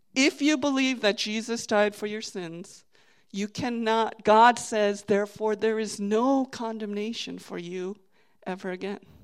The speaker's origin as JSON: {"language": "English", "region": "Virginia", "country": "United States", "moved": "yes", "lives_now": "New Jersey, United States", "said": "I'm from Virginia"}